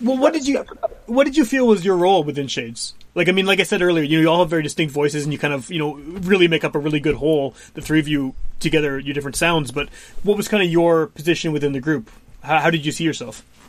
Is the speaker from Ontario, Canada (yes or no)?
no; Winnipeg, Manitoba, Canada; also born or lived in West End, Winnipeg; grew up in Wolseley, then uh, moved to the West End.